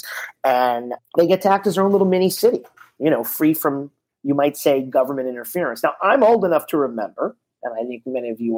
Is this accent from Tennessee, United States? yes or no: no; Miami Beach, Florida, United States; I'm born and raised in Miami Beach, Florida